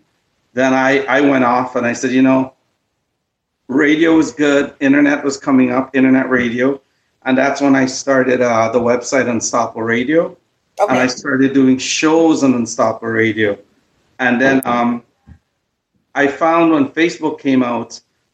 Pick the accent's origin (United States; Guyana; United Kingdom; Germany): Guyana; now in Toronto, Canada; we're Guyanese